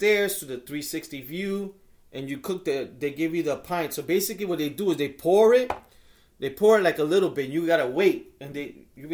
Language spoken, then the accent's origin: English; New York, United States; from New York